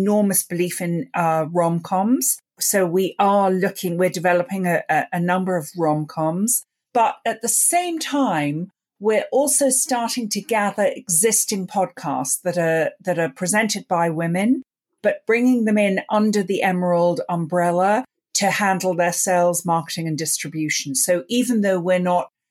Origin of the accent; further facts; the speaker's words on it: London, United Kingdom; I grew up in London and I grew up listening to the BBC radio plays